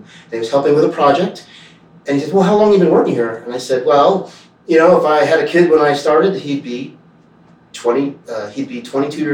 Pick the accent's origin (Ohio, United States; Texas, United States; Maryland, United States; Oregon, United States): Ohio, United States; Cincinnati; also born or lived in Canada; I grew up in Cincinnati, Ohio